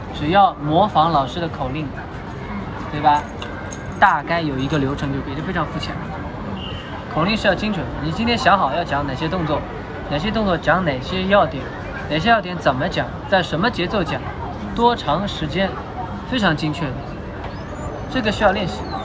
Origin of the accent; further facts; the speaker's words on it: Shanghai, China; 我是上海人